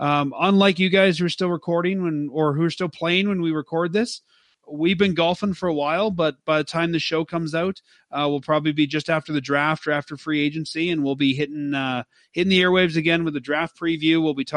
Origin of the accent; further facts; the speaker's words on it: Canada; You can find us at firesidechat.ca, not .com. We're Canadian, so .ca.